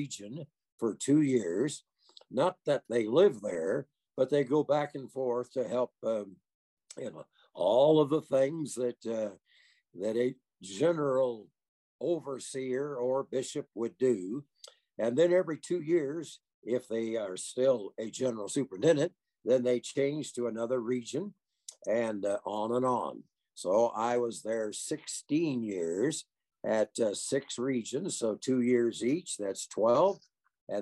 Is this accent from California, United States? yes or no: no; Des Moines, Iowa, United States; moved away as an adult; also born or lived in Kansas; now in Lakewood, United States; I'm an Iowa boy. I was born and raised in Des Moines, Iowa